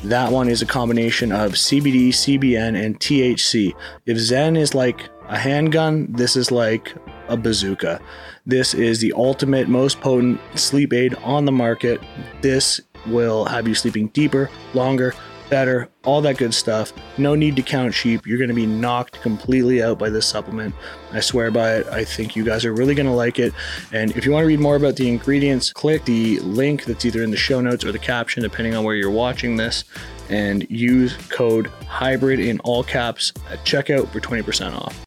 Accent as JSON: {"language": "English", "country": "Canada", "tie": "born or raised there", "also_born_or_lived": "Miami", "moved": "yes", "said": "growing up in Canada"}